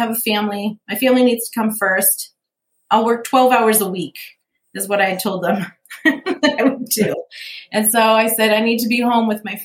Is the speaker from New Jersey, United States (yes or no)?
no; Lincolnwood, Illinois, United States; also born or lived in Chicago; now in Fountain Hills, United States; I grew up in Lincolnwood, which has a population of 13,000 people, right? So I knew small town, but I was so close to the city. I was a city girl.